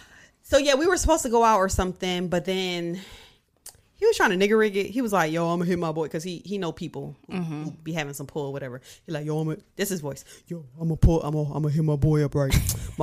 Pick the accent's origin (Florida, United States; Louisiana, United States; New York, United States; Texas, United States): New York, United States; Rochester; now in Charlotte, United States; I'm from Rochester